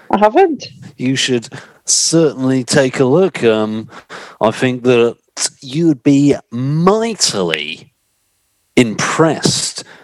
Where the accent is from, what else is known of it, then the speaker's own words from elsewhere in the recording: Scotland, United Kingdom; I would say that I've got perhaps walking down the street as a Scotsman, one of the biggest sporrans you would ever see.